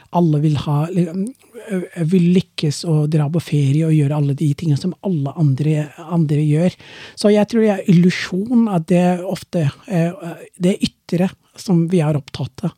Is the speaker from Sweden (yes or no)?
no; Somalia; Norwegian is a second language; moved away as an adult; now in Norway; Jeg er jo fra Somalia